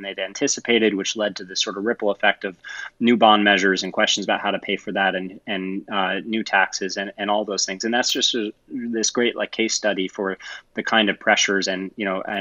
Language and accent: English; Ithaca, New York, United States; moved away; I grew up in Ithaca, New York